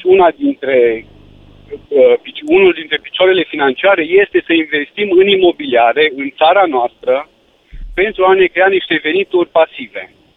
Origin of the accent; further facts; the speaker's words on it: Cluj-Napoca, Cluj County, Romania; Eu sunt chiar din Cluj